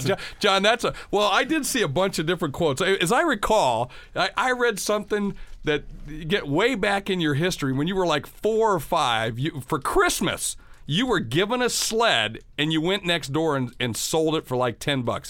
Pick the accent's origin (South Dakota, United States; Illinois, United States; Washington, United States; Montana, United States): South Dakota, United States; Sioux Falls; my hometown of Sioux Falls, South Dakota